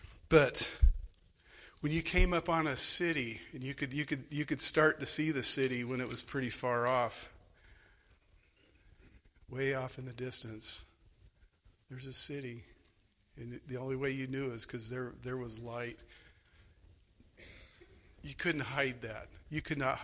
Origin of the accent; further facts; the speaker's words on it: Phoenix, Arizona, United States; moved away; I grew up in Arizona